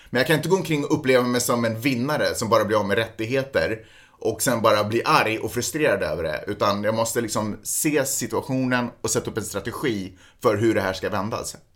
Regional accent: Russia; Som ryss, och det, det sker inte på rysk mark.

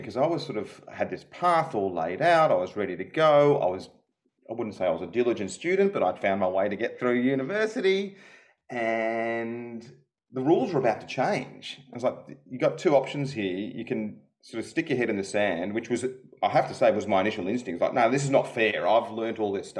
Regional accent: Melbourne, Victoria, Australia; moved away as an adult; also born or lived in Silicon Valley / United Kingdom; I grew up in Melbourne, so home is home

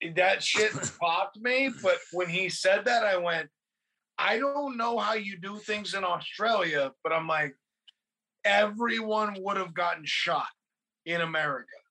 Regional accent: California, United States; growing up in California

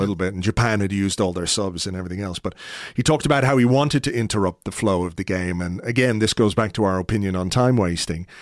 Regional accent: Ireland; me as an Irishman

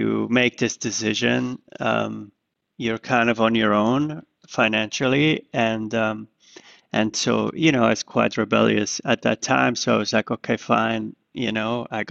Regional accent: Zurich, Switzerland; now in New York, United States; I was growing up in Zurich

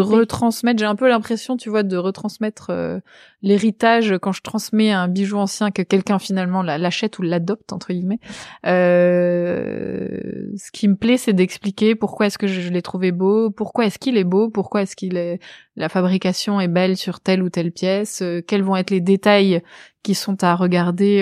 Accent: Pyla-sur-Mer, Nouvelle-Aquitaine, France; moved away; dans ma ville natale, le Pilat-sur-Mer

